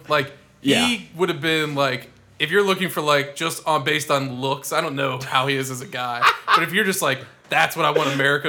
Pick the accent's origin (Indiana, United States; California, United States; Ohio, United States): Ohio, United States; that's my home state right there.